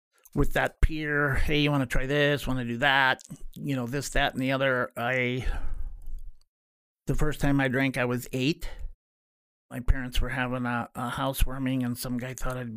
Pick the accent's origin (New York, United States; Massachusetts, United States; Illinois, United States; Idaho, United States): Idaho, United States; I started out as a kid with ADHD that wasn't treated except by the Idaho Public School Behavioral Program of just getting hit